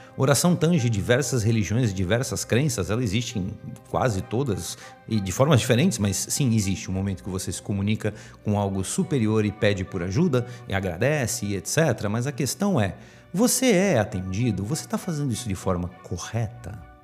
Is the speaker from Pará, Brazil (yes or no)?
no; Santos, São Paulo, Brazil; aqui em Santos, vocês sabem que eu sou de Santos